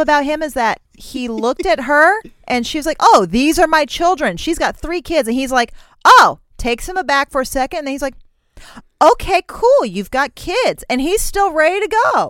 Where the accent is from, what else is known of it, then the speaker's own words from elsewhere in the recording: United States; I'm fucking American